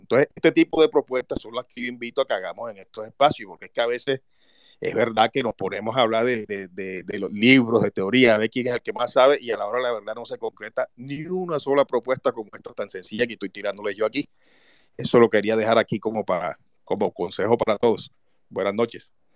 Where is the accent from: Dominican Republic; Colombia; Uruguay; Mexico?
Colombia; Montería, Córdoba; yo soy de Montería, estoy aquí ahora mismo